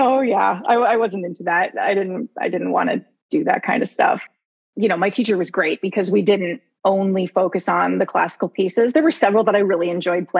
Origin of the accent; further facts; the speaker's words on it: Windsor, Ontario, Canada; I grew up here, not in Windsor, on the outskirts of Windsor